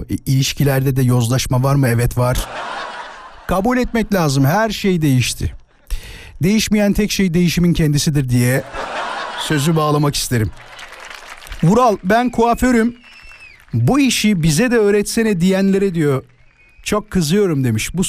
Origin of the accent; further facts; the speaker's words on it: Istanbul, Turkey; Abi İstanbul Küçükçekmece.